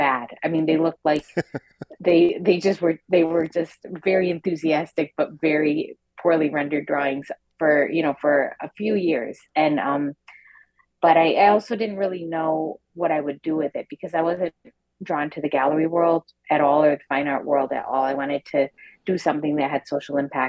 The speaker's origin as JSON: {"language": "English", "area": "a factory town north of Detroit", "region": "Michigan", "country": "United States", "tie": "born or raised there", "said": "we grew up in a factory town north of Detroit in the 80s"}